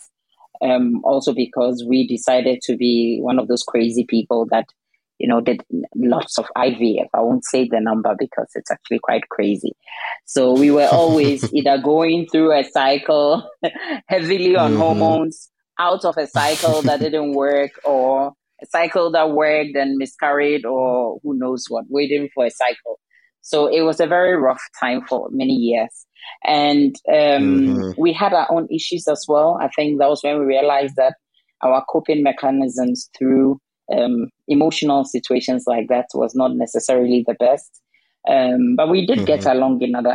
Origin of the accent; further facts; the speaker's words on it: Ghana; now in Denmark; I'm originally from Ghana and my husband is Danish